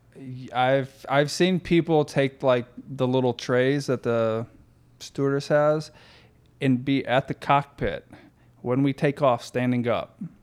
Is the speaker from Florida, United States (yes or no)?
yes; Florida, United States; moved away as an adult; now in Northwest Indiana, United States; I grew up in Florida.